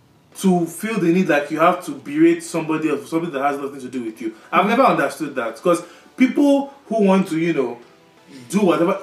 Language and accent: English; Nigeria; moved away; we are from Nigeria